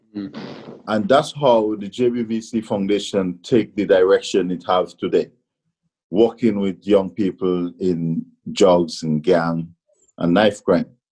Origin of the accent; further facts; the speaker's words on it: Grenada; now in England; even in Grenada, growing up and coming to England